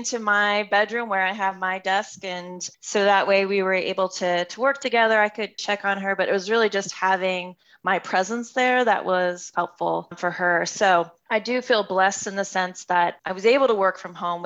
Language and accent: English; East Coast, United States; moved away as an adult; now in West Coast, United States; I'm from the East Coast, moving all the way to the West Coast